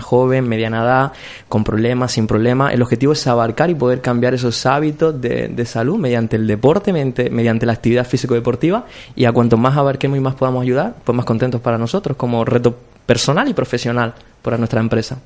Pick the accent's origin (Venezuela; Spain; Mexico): Spain; Cartagena, Region of Murcia; moved away as an adult; now in Córdoba, Spain; yo soy de Cartagena.